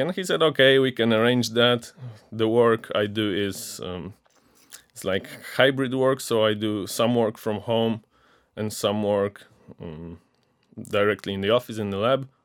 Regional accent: Ostrowy, Silesian Voivodeship, Poland; moved away as an adult; now in Wrocław, Poland; I'm from Ostrowy, a small town in the Silesian voivodeship that's near Częstochowa

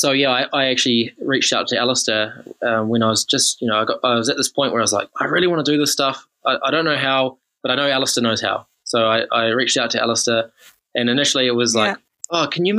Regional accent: Taranaki, New Zealand; I grew up in Taranaki

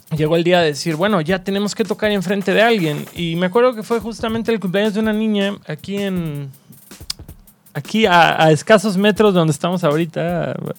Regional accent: Cancún, Quintana Roo, Mexico; moved away as an adult; also born or lived in Mérida / Mexico City; Soy nacido en Mérida, registrado en Cancún

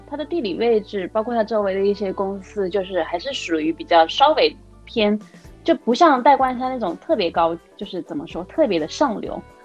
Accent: China; 在我们中国人看来

